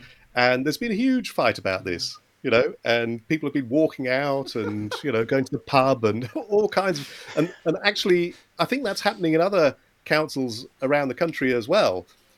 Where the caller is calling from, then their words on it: Oxford, South East England, United Kingdom; here I'm talking from Oxford in the UK